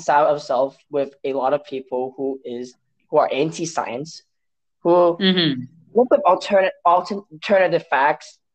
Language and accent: English; Hong Kong; first language Cantonese; English is a second language; moved away as an adult; now in United States; when I came from Hong Kong to the US for college